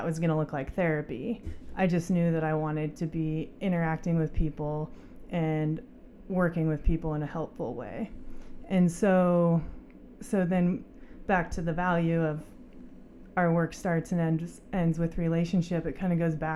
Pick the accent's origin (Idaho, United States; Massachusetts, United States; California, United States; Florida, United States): Idaho, United States; Coeur d'Alene; moved away as an adult; also born or lived in Utah / Colorado / Australia; I grew up in Coeur d'Alene, born and raised